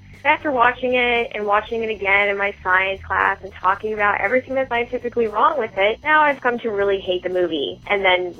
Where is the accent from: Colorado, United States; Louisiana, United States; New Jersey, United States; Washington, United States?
Washington, United States; I'm from Washington.